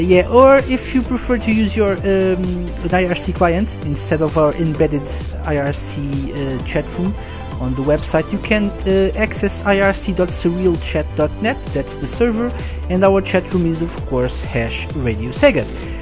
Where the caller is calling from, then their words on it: Portugal; I'm live from Portugal, and I'm live to play you the most requested songs of the week